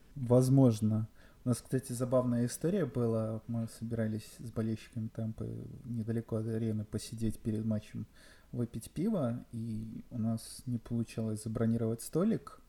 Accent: Belarus; Я белорус

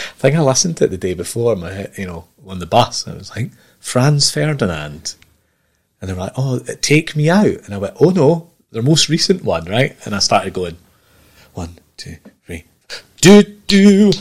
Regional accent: Edinburgh, Scotland, United Kingdom; also born or lived in Aberdeen / Erskine; I grew up there from the age of like 10 to mid-20s

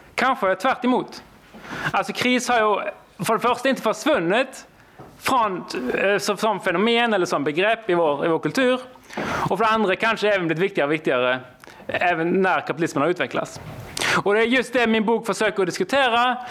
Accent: Norway; Swedish is a second language; Jag är alltså från Norge

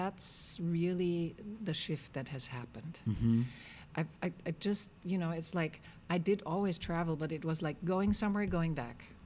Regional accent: Vienna, Austria; I'm born and raised in Austria, and I've lived most of my life in Vienna

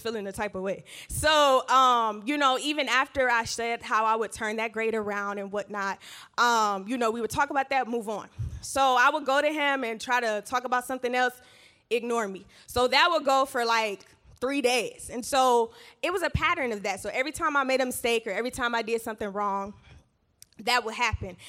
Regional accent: Georgia, United States; I grew up in Georgia with both of my parents in household

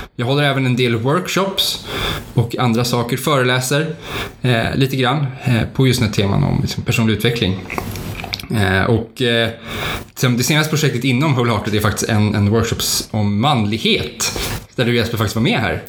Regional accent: Stockholm, Stockholm County, Sweden; moved away as an adult; now in Uppsala, Sweden; jag är född i Stockholm och även uppvuxen i Stockholm

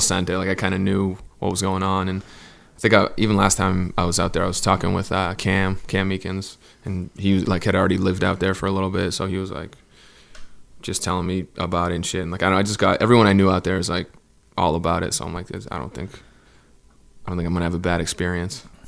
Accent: Southern New Hampshire, United States; moved away as an adult; now in Los Angeles, United States; I'm from New Hampshire, um, like Southern New Hampshire. It's like forty minutes from Boston

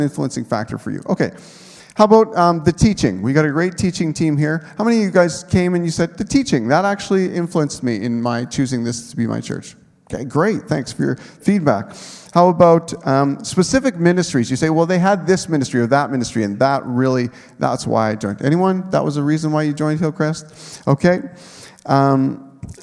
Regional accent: Manitoba, Canada; moved away as an adult; also born or lived in Nipawin, Saskatchewan; I had a home church growing up in Manitoba

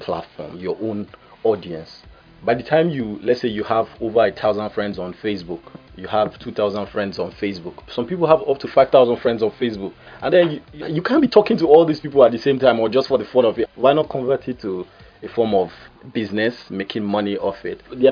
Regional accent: Port Harcourt, Rivers State, Nigeria; I'm from River State, okay, so Port Harcourt. Port Harcourt boy.

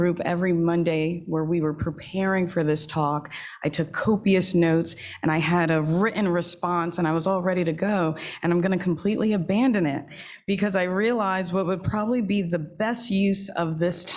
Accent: New York, United States; moved away; I was raised in New York

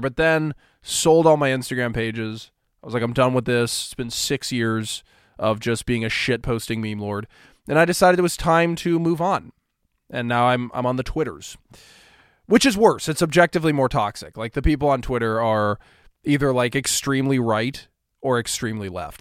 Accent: Kansas, United States; Kansas, right? My home state

